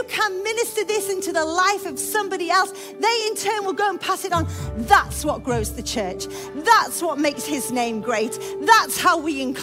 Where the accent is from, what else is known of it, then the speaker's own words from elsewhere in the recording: United Kingdom; We come to church because we're British and we're very quiet.